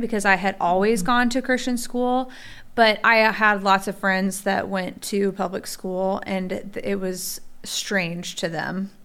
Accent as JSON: {"language": "English", "region": "Midwest", "country": "United States", "tie": "born or raised there", "said": "we're all from the Midwest"}